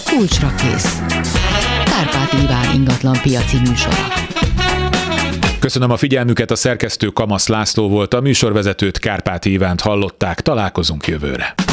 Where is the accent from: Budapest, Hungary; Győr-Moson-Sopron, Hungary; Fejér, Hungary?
Budapest, Hungary; born or raised there